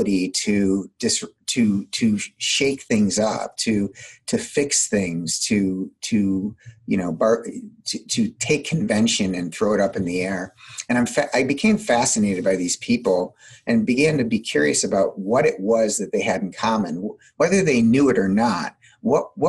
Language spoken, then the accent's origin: English; Midwest, United States; I'm also from the Midwest, so I tend to talk pretty quickly